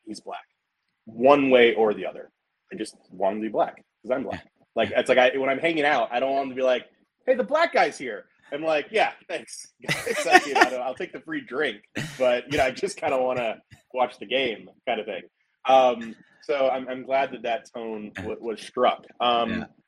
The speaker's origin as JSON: {"language": "English", "region": "American South", "country": "United States", "said": "I am a Southern dude"}